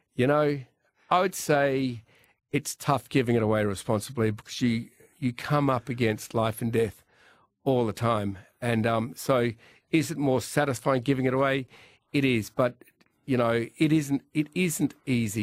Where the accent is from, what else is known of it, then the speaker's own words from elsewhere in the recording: Australia; growing up in Australia